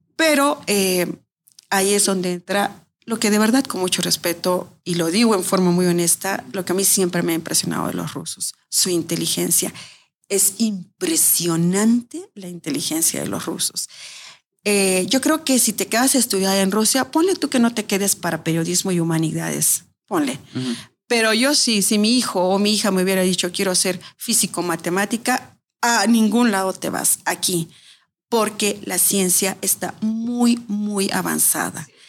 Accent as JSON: {"language": "Spanish", "region": "Mexico City", "country": "Mexico", "also_born_or_lived": "Moscow, Russia", "moved": "as an adult", "lives_now": "Russia", "said": "Soy de la Ciudad de México."}